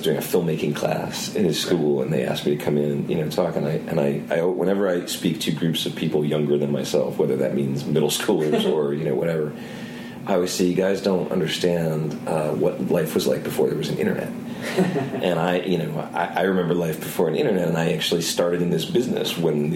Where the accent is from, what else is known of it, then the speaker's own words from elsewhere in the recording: Cleveland, Ohio, United States; moved away as an adult; I'm from the Cleveland area originally